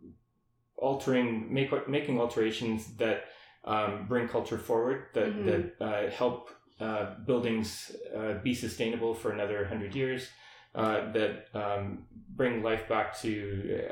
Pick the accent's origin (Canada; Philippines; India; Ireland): Canada; Windsor, Ontario; moved away as an adult; also born or lived in Toronto / London, United Kingdom; so I was born in Toronto, grew up in Windsor